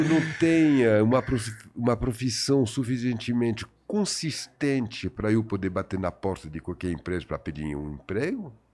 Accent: France; Portuguese is a second language; moved away as an adult; also born or lived in Paris; now in Brazil; os 20 primeiros anos da minha vida que eu passei na minha terra e no meu país de, uh, de origem, que é a uhum. França.

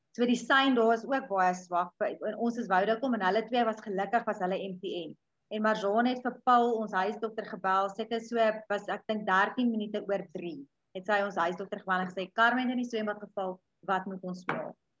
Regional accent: a small town just outside Pietersburg, Limpopo, South Africa; groot geword op 'n dorpie net so buite Pietersburg

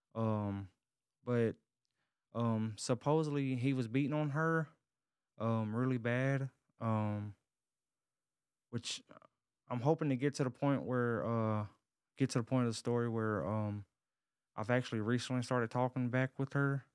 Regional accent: Covington, Tennessee, United States; born or raised there; now in Dallas-Fort Worth area, United States

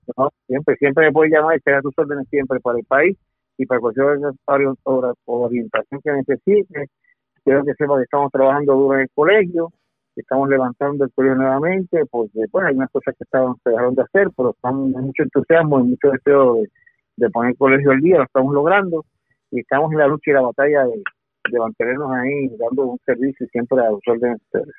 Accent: Puerto Rico; yo soy el puertorriqueño

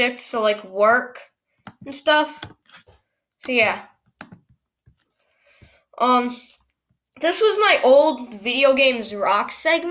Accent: Minnesota, United States; Minnesota, let's go. That's actually my hometown

